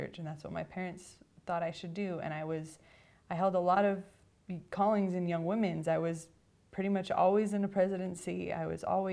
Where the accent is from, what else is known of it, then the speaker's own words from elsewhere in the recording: Orem, Utah, United States; I grew up in this general area in Orem, Utah